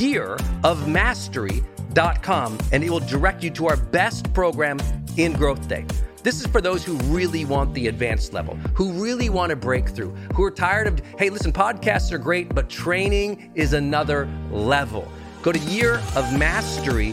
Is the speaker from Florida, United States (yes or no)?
no; Montana, United States; moved away as an adult; I'm from Montana, right? I'm from this tiny Irish mining town that was economically depressed for a century by the time I got there. And my parents, you know, raising us four kids